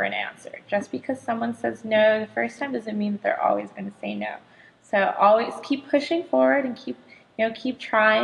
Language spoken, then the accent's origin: English; Southern California, United States; moved away as an adult; I'm originally from Southern California